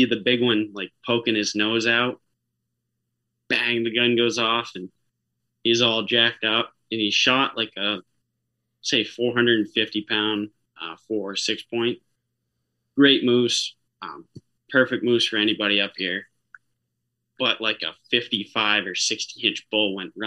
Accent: Jackman, Maine, United States; growing up in Jackman

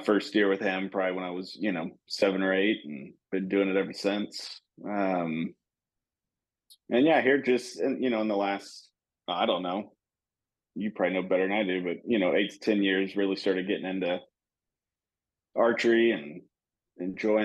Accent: Texas, United States; Born and raised in Texas

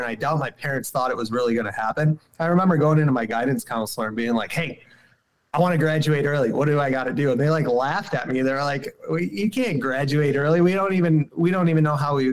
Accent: Syracuse, New York, United States; I'm from Syracuse, New York City in central New York. I grew up in the city, did not grow up in the woods.

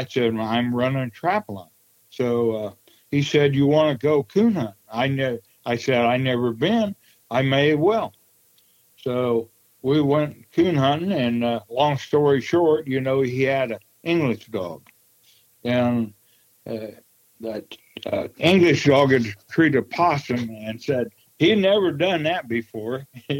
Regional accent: Wabash, Indiana, United States; also born or lived in Prue, Indiana; Yes, I was raised in Wabash, Indiana. Actually, I was born in Prue, Indiana

